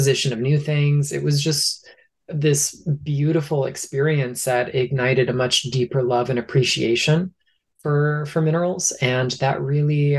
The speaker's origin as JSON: {"language": "English", "region": "Southeast Florida", "country": "United States", "tie": "born or raised there", "said": "summers by the ocean down in my hometown on the coast of Southeast Florida"}